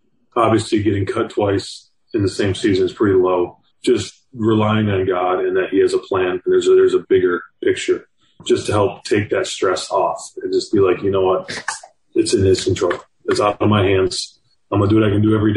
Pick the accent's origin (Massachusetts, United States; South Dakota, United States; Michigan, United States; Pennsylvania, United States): Michigan, United States; moved away as an adult; now in Miami, United States; I'm from Michigan